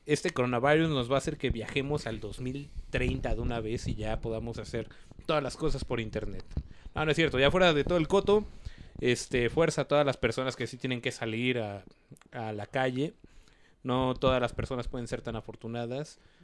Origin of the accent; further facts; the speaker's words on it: Mexico; como buen mexicano naco